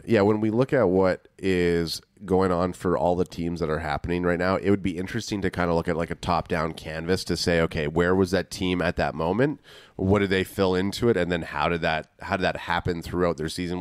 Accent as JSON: {"language": "English", "country": "Canada", "said": "we're from Canada"}